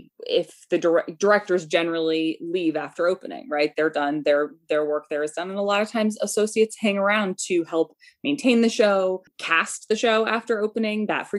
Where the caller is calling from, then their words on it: Washington, Connecticut, United States; I'm calling from Washington, Connecticut, in Litchfield County.